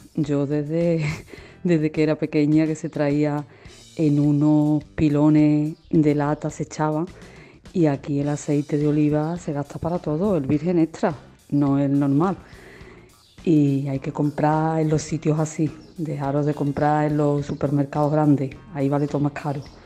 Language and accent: Spanish; Aguadulce, Andalusia, Spain; yo soy de Agua Dulce, Sevilla